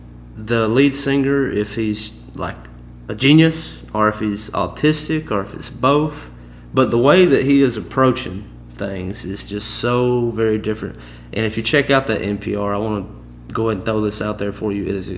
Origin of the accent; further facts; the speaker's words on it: Canada; I'm Canadian, but I'm kind of... Country music is my genre.